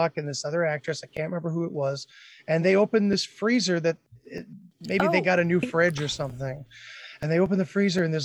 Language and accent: English; Massachusetts, United States; also born or lived in Oregon; I was from Massachusetts too